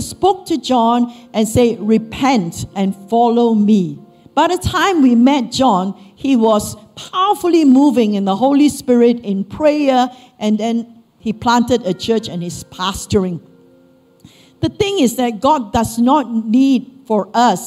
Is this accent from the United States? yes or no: no; Malaysia; moved away as an adult; as Malaysian Chinese, we will be into Taoism, Buddhism, and all sorts.